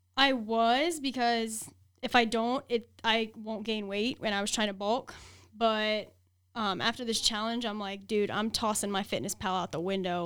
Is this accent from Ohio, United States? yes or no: yes; Columbus, Ohio, United States; moved away as an adult; now in Las Vegas, United States; I was born and raised in Columbus, Ohio